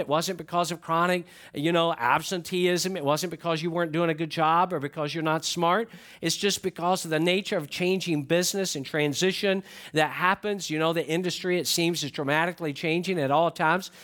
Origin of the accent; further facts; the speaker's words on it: Atlanta, Georgia, United States; I grew up in Atlanta